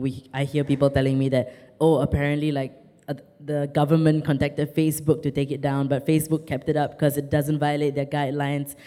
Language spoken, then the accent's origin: English; Singapore; I'm Singaporean.